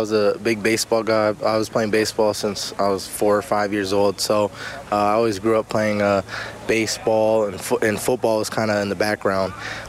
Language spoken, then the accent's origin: English; Windsor, Ontario, Canada; I'd watch CFL from time to time, but just being so close to the border and being so close to Detroit, I really watched the Detroit Lions.